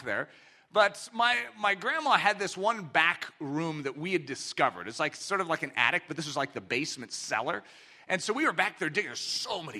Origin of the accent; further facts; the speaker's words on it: United States; I'm an American. I grew up in this country